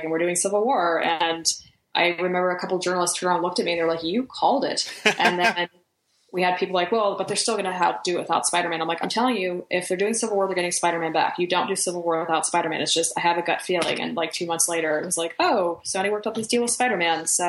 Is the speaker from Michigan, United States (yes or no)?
no; Pittsburgh, Pennsylvania, United States; I grew up in Pittsburgh